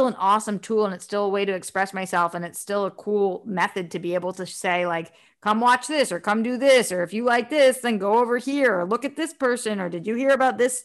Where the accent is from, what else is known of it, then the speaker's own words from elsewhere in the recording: East Coast, United States; I'm from the East Coast.